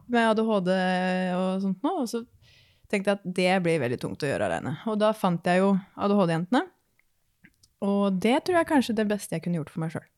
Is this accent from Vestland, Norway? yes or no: no; Horten, Vestfold, Norway; jeg kommer jo da fra Horten, Eh, nærmere sagt Skoppum